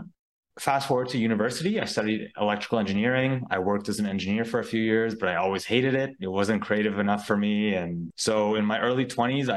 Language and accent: English; Ottawa, Ontario, Canada; also born or lived in Mexico; I was born and raised in Ottawa, Canada